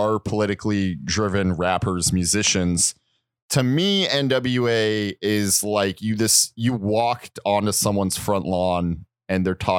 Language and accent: English; Los Angeles, California, United States; But yeah, despite growing up in Los Angeles, you know, an East Coast guy.